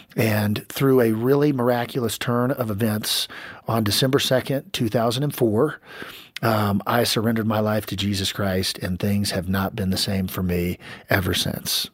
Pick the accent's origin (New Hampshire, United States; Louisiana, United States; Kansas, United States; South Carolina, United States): Kansas, United States; ended up back in my hometown in Kansas